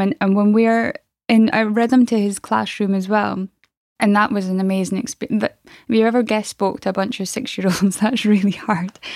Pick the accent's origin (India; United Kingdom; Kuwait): United Kingdom; Aberdeen, Scotland; I'm from Aberdeen in Scotland